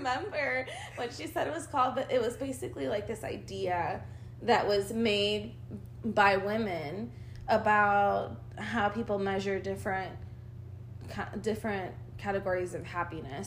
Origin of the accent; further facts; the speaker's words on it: Argentina; now in United States; I was born in Argentina. I'm an immigrant, my mom, and I came here in the year 2000.